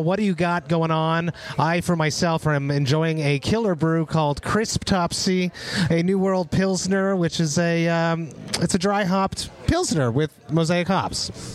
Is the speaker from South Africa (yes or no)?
no; Montreal, Quebec, Canada; my hometown of Montreal